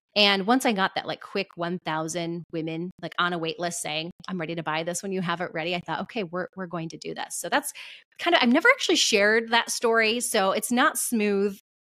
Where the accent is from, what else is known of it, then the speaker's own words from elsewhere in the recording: Michigan, United States; my home state of Michigan